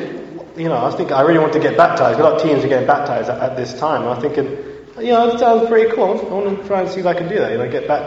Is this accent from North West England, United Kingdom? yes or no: no; London, United Kingdom; also born or lived in Bristol; now in Birmingham, United Kingdom; My parents moved back to London, and I grew up in London